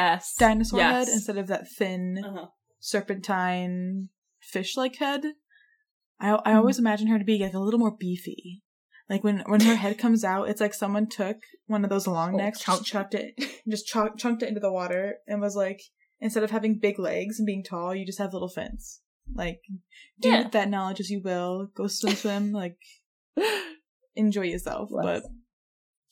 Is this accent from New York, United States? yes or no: yes; New York, United States; New York.